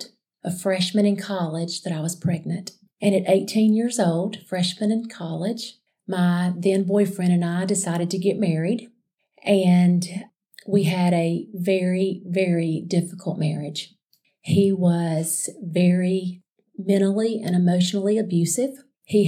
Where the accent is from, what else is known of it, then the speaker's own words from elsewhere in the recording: Alexander City, Alabama, United States; I grew up in Alexander City, Alabama